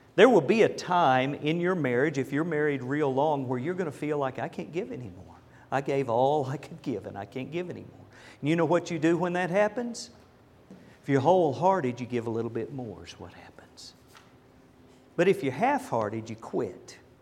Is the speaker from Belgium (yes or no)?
no; Lindsay, Oklahoma, United States; now in Dallas, United States; I was raised in Lindsay, Oklahoma.